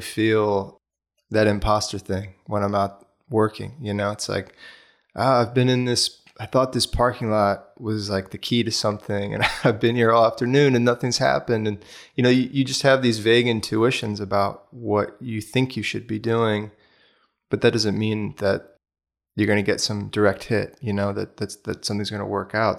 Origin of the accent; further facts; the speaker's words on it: Bethesda, Maryland, United States; moved away as an adult; also born or lived in Washington, D.C. / Boulder, Colorado; I was born in Washington, D C. and then grew up in the suburbs just outside. So most of my youth was in Bethesda, Maryland